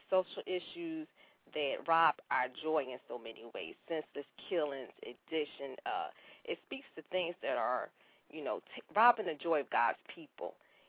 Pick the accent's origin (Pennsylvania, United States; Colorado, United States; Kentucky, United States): Pennsylvania, United States; Philadelphia; now in Atlanta, United States; I'm originally from Philadelphia. And as Tanya said, I now live here in the Atlanta area.